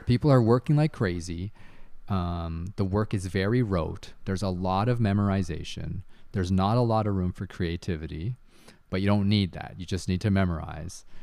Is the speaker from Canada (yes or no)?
yes; Canada; also born or lived in Taiwan; I grew up in Canada for the most part